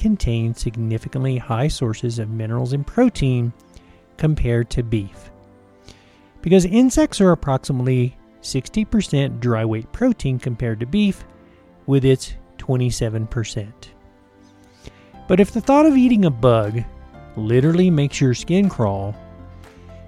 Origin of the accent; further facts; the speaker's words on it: the South, United States; I grew up in the South